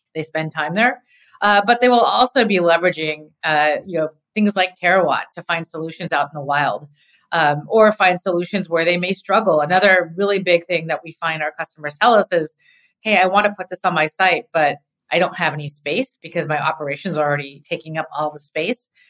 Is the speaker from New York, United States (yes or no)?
no; California, United States; being a Californian